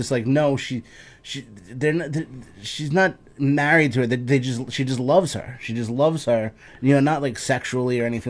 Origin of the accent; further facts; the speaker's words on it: Colombia; I'm from Colombia. Don't fucking talk about Colombia.